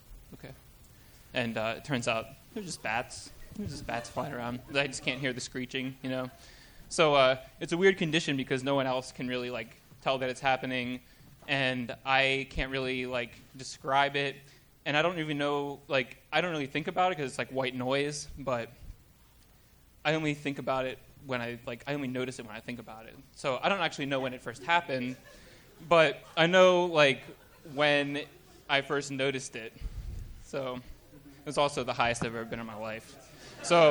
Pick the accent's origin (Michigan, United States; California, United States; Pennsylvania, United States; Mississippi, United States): Pennsylvania, United States; Washington; also born or lived in New Jersey; I grew up in Washington, Pennsylvania, south of Pittsburgh